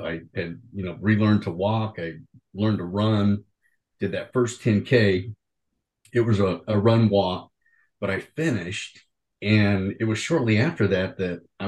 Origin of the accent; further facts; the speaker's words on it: Oklahoma, United States; I'm originally from Oklahoma